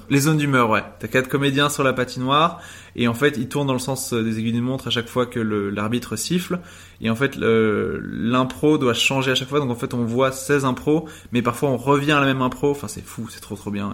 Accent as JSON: {"language": "French", "town": "Uccle", "region": "Brussels-Capital Region", "country": "Belgium", "tie": "born or raised there", "said": "je suis né du coup à Uccle, 1180"}